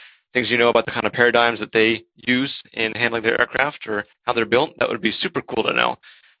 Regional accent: Maryland, United States; now in Czech Republic; born and raised in Maryland, but currently living in the Czech Republic.

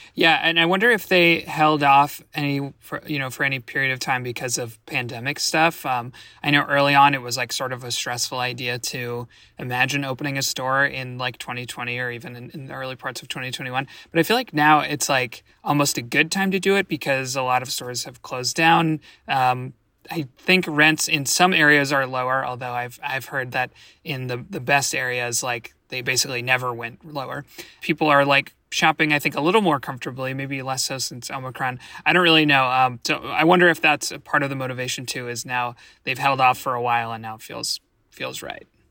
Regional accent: Washington, District of Columbia, United States; my hometown, Washington, D C.

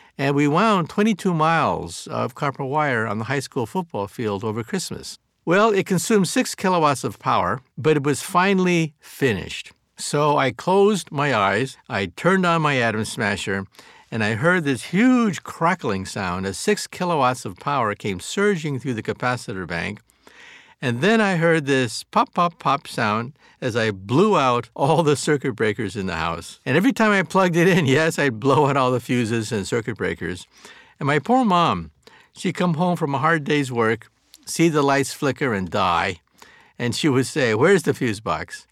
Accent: San Jose, California, United States; also born or lived in Palo Alto, California; was born in San Jose before it became the, the, the heartland of Silicon Valley.

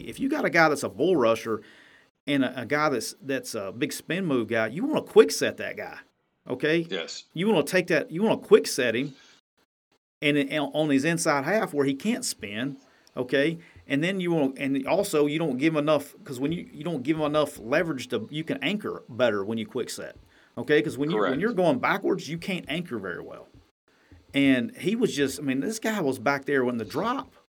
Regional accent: Jacksonville, Alabama, United States; moved away; that's my hometown, that's where I'm from

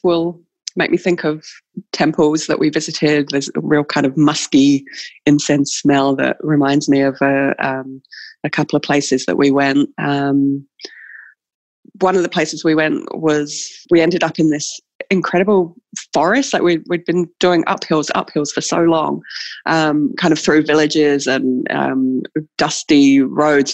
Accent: New Zealand; we as New Zealanders do when people come to visit us in New Zealand

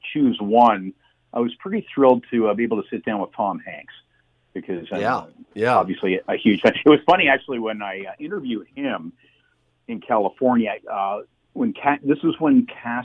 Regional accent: Canada; I was from Canada

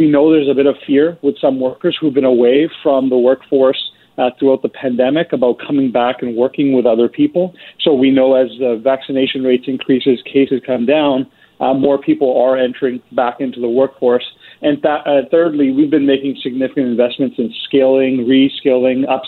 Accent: British Columbia, Canada; as British Columbians

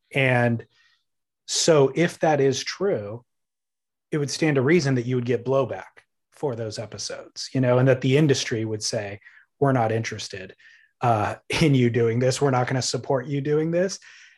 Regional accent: California, United States; I grew up in Orange County.

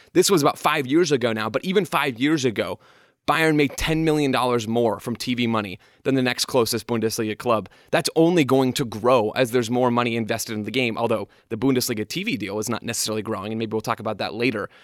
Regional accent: United States; As an American sports fan

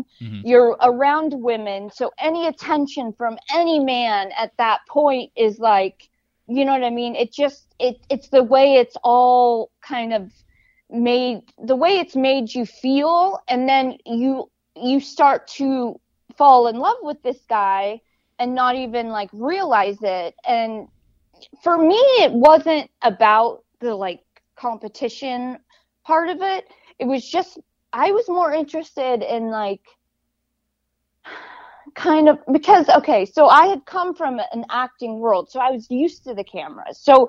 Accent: Hollywood, California, United States; So they were threatened by the fact that I was blonde, I came from Hollywood

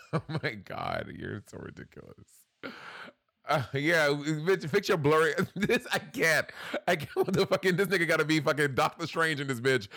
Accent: New York City, New York, United States; growing up in New York City

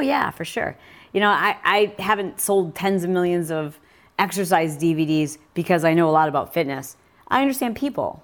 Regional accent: Michigan, United States; I grew up in Michigan riding motorcycles

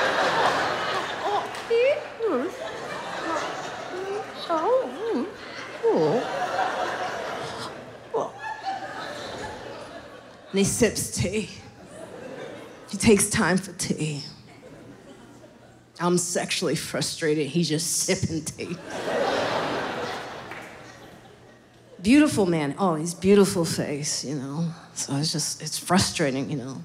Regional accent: Highland Park, Illinois, United States; I grew up in Highland Park.

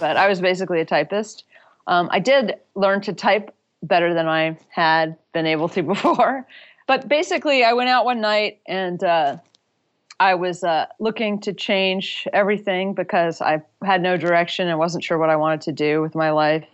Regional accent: Durham, North Carolina, United States; moved away as an adult; also born or lived in San Francisco; I had moved from my hometown of Durham, North Carolina, across the country to San Francisco

